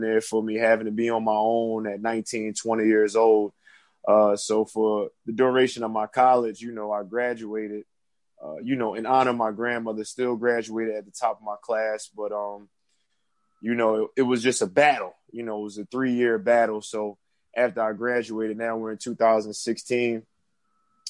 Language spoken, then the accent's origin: English; Philadelphia, Pennsylvania, United States; now in North Carolina, United States; I'm originally from Philadelphia. I'm currently in North Carolina, but originally born and raised in Philadelphia